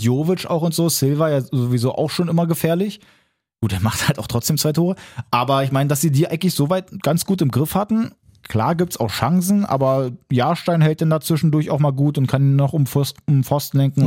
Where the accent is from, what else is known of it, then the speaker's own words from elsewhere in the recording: Berlin, Germany; als Berliner, als Hertha-Fan